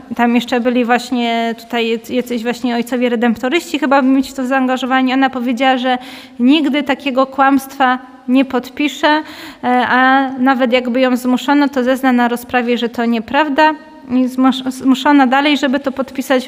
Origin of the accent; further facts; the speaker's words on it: Katowice, Silesian Voivodeship, Poland; u nas w Katowicach